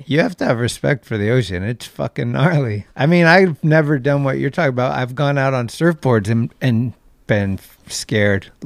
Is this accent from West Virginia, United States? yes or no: no; Redwood City, California, United States; also born or lived in San Francisco; was born in Redwood City, which is like twenty minutes south. So I've been here my whole life pretty much in this area